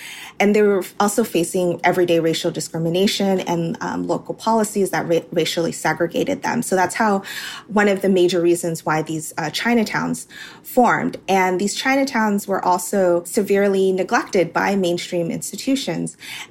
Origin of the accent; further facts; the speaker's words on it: San Francisco, California, United States; I'm actually originally from San Francisco, and my mom was raised in San Francisco Chinatown.